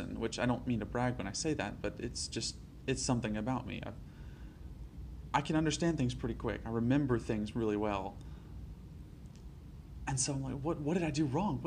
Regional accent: Alabama, United States; I grew up in Alabama all my life

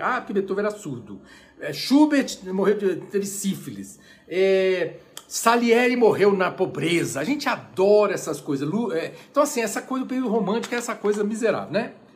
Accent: Brazil; nós que somos brasileiros

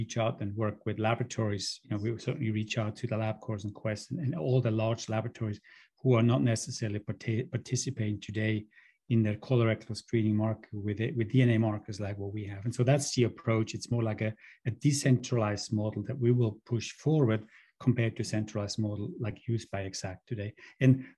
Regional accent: near Lucerne, Switzerland; My hometown is a little town called Rolt outside of the central city of Lucerne in Switzerland.

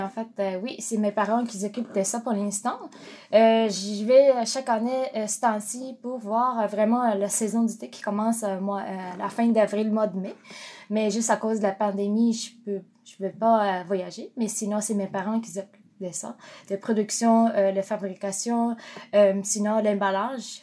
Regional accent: Japan; French is a second language; moved away as an adult; now in Montreal, Canada; quand je suis partie du Japon, j'avais 15 ans

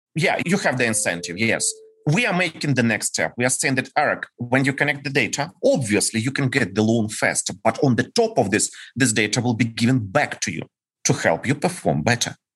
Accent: Ukraine; English is a second language; we are ukrainians

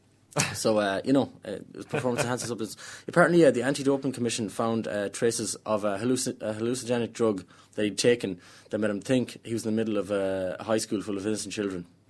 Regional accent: Ireland; I'm an Irish person that doesn't drink

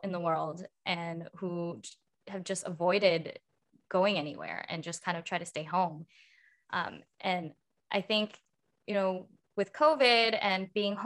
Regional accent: United States; growing up in America

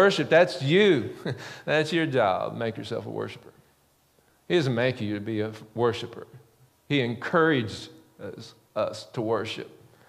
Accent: the Ozarks, United States; I grew up in the Ozarks

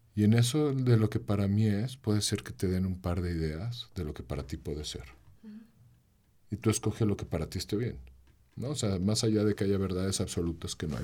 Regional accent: León, Guanajuato, Mexico; soy cantautor, soy de aquí de León

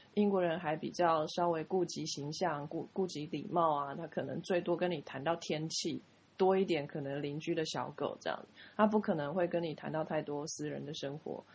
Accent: Taiwan; 我们是台湾人

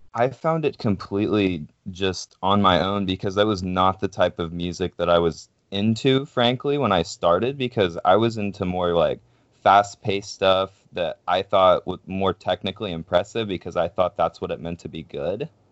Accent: Pacific Northwest, United States; we're from the Pacific Northwest

